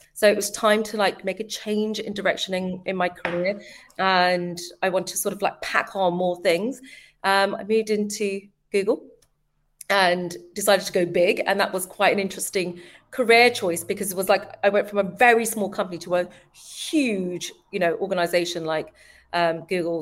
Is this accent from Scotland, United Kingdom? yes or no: no; London, United Kingdom; born and bred in East London, Forest Gate